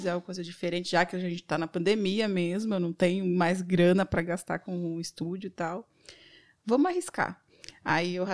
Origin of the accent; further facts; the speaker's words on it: São Paulo, Brazil; also born or lived in Estrela; now in Garopaba, Brazil; Eu sou …. Eu vim de São Paulo e estou morando agora atualmente em Garopaba, no Ambrósio.